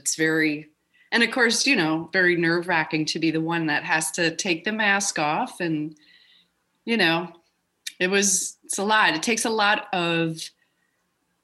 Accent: Minneapolis, Minnesota, United States; moved away; I'm from Minneapolis

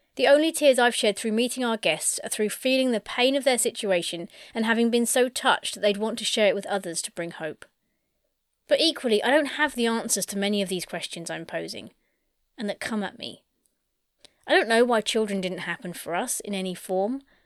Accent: United Kingdom; I'm British

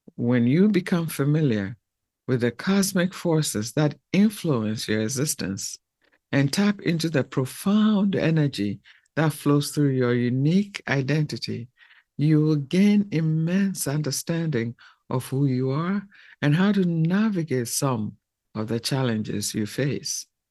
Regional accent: Ghana; I'm from the Fanti tribe of Ghana.

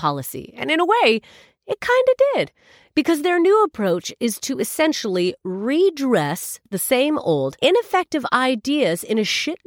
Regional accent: Canada; now in United Kingdom; I'm Canadian

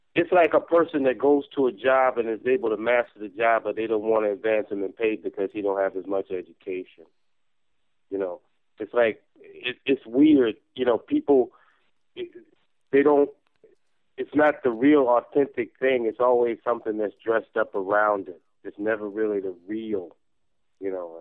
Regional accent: New York, United States; I'm from New York

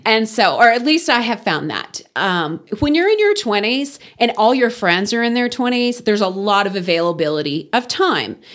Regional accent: Wellington, Texas, United States; moved away as an adult; also born or lived in Kansas City / Dallas–Fort Worth Metroplex / Houston; now in Amarillo, United States; I grew up in Wellington

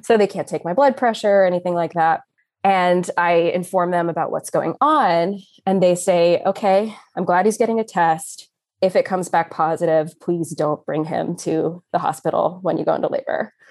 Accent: Austin, Texas, United States; moved away as an adult; now in Philadelphia, United States; I was born and raised in Austin, Texas, but I somehow got stuck here in Philly, P A, for the last twelve years or so

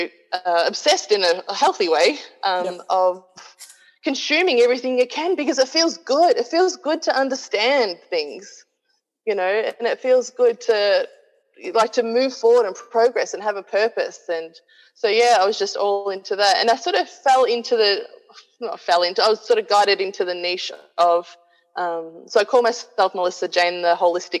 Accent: Australia; moved away as an adult; also born or lived in New Zealand; I moved back to my hometown in Australia

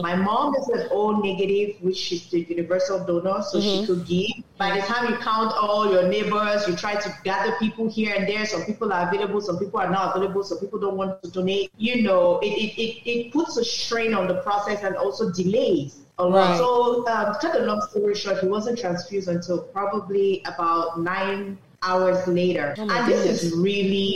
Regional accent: Douala, Littoral, Cameroon; moved away; we grew up in Douala, which is a city in Cameroon

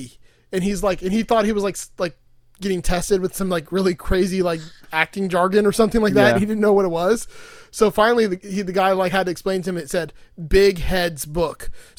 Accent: New York, United States; accent: New York; See, I told you it's my New York accent.

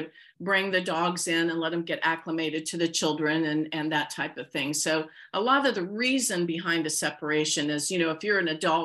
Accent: near Wilmington, Ohio, United States; born or raised there

